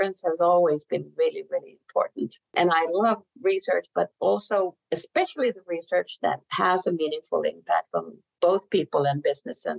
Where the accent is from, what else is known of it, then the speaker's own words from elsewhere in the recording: Finland; moved away as an adult; now in Norway; So I am a Finnish citizen, and I've lived in Finland most of my life